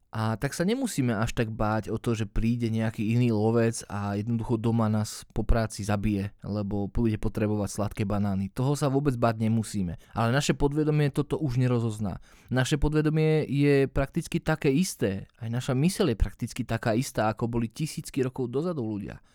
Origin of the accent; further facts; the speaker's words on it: Slovakia; moved away as an adult; also born or lived in England; sme sa rozhodli vrátiť sa naspäť na Slovensko